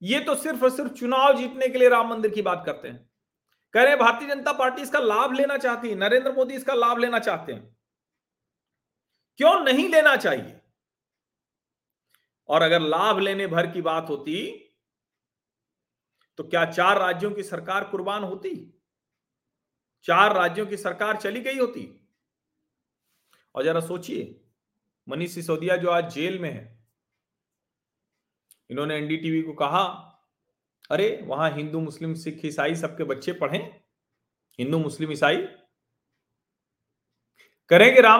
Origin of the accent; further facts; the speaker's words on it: Prayagraj, Uttar Pradesh, India; मैं तो उसी शहर से आता हूं सिंघल जी के अशोक सिंघल जी के शहर से अशोक सिंघल जी ने तो प्रयागराज में जो उनका घर है वही दे दिया